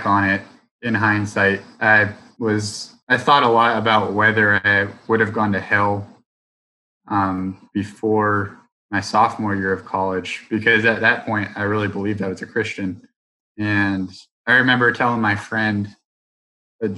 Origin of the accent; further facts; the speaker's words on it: Roanoke, Virginia, United States; growing up in Roanoke, the AT is so close